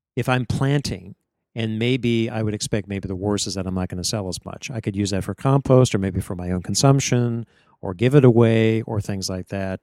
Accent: Northeast Ohio, United States; moved away; where I grew up in Northeast Ohio

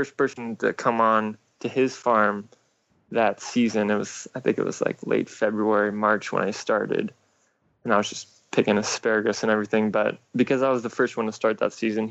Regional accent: a small town outside of Seattle, Washington, United States; also born or lived in Bellingham, Washington; I grew up in Washington, a small town outside of Seattle, and I went to school up in Bellingham, Washington

